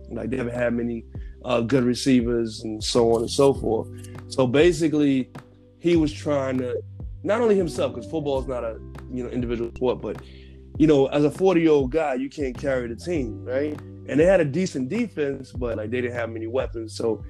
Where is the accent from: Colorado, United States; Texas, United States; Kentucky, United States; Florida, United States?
Florida, United States; Fort Lauderdale; now in New York, United States; I'm from Florida, Fort Lauderdale in the building. Fort Lottie Dottie, stand up!